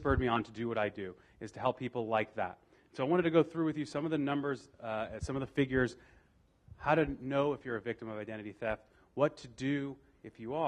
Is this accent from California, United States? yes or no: no; Las Vegas, Nevada, United States; I was born and raised here in Las Vegas